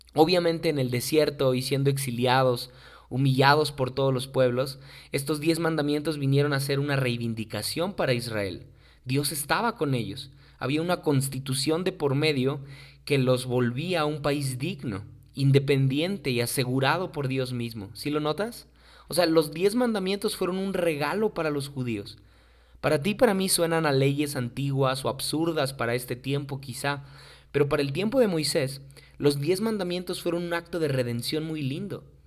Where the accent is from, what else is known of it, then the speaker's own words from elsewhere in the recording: Mexico; muchos mexicanos ni siquiera sabemos